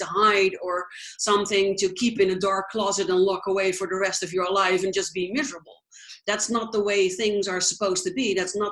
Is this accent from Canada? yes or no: no; Netherlands; moved away; I am from the Netherlands originally, but I travel